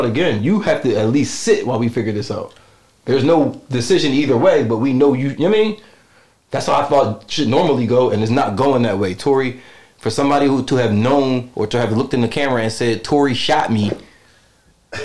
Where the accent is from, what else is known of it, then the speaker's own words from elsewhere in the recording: Philadelphia, Pennsylvania, United States; Growing up in Philadelphia